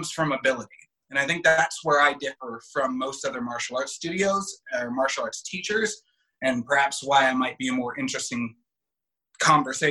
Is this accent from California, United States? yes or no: yes; West Hollywood, California, United States; I grew up in West Hollywood